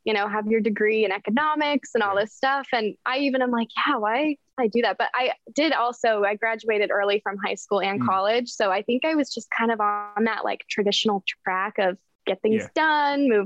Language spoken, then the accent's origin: English; Denver, Colorado, United States; moved away as an adult; also born or lived in Lehi, Utah; now in Los Angeles, United States; I grew up in Denver. I lived in Utah for a little bit and then moved here